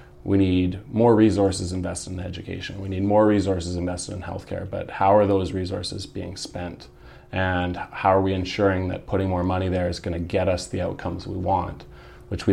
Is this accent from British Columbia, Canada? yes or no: yes; British Columbia, Canada; we as British Columbians